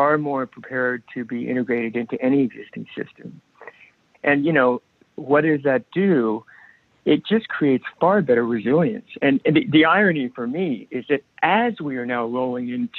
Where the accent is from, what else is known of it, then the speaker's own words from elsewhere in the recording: New York City, New York, United States; I grew up, I was born in New York City, and my schooling was there and lived there primarily during my childhood